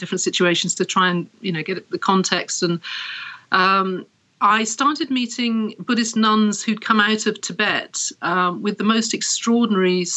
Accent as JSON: {"language": "English", "region": "Wales", "country": "United Kingdom", "tie": "born or raised there", "also_born_or_lived": "Paris / Berlin", "moved": "yes", "lives_now": "London, United Kingdom", "said": "I was born in Wales, here in the UK, and I was raised Anglican"}